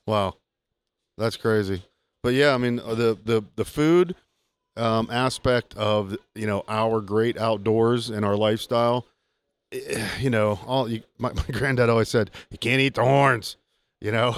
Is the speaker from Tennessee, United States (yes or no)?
no; Southwest Pennsylvania, United States; I grew up with it in Southwest PA with my granddad